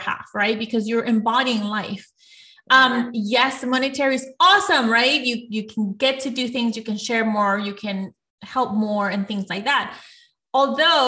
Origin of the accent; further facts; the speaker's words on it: Ecuador; moved away; I'm from Ecuador, and when I moved to this country